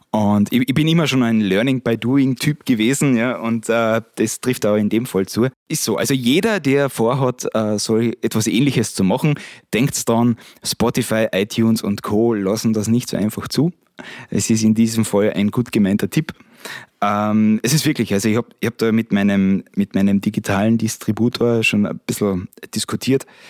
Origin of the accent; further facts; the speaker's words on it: Steindorf am Ossiacher See, Carinthia, Austria; Stefan und ich sind beide in Steindorf aufgewachsen